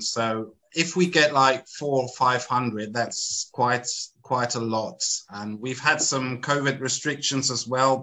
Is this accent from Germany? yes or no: yes; Germany; I'm from Germany